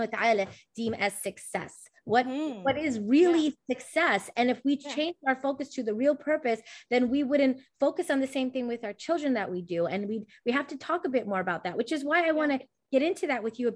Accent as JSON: {"language": "English", "country": "United States", "said": "I'm from the West, I'm here in the US"}